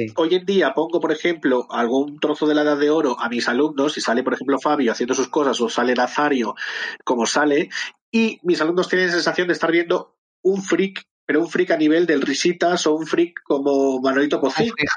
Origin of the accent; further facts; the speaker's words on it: Madrid, Community of Madrid, Spain; Yo soy de Madrid, de Chamberí